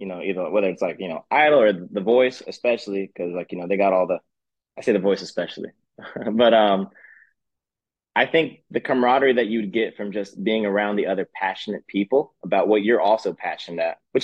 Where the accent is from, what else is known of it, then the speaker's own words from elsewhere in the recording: Dade City, Florida, United States; there's this little restaurant in my hometown, Dade City. Where I'm actually at right now.